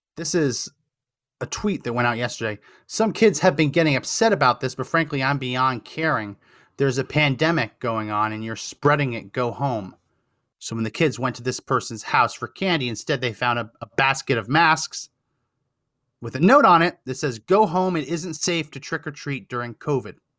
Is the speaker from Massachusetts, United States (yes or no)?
no; central New Jersey, United States; now in Texas, United States; I grew up in New Jersey.